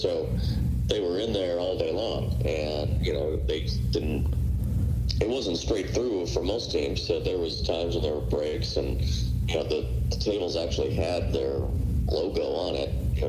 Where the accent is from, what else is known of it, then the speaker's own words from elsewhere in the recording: Chicago, Illinois, United States; moved away; I was a young kid in Chicago.